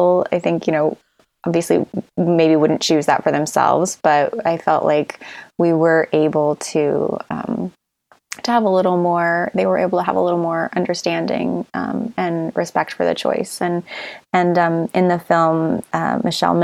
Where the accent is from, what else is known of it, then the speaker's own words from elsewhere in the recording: Missouri, United States; now in California, United States; I'm from Missouri and I live in California now, but so my parents were in Missouri